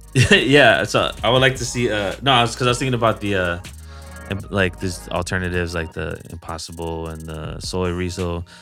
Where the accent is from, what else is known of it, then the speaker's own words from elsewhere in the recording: Hilo, Hawaii, United States; moved away; I remember growing up in Hawaii